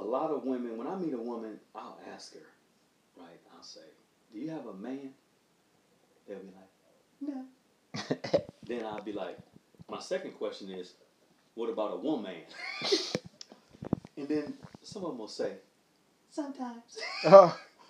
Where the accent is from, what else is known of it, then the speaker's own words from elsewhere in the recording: Oakland, California, United States; I grew up in Oakland